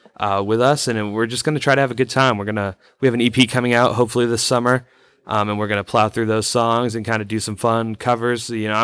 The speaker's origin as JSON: {"language": "English", "town": "Fairfax", "region": "Vermont", "country": "United States", "said": "I'm from Fairfax, Vermont, which is like 20 minutes north of civilization."}